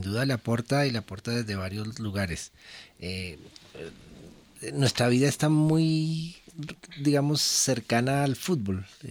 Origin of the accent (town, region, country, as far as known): Colombia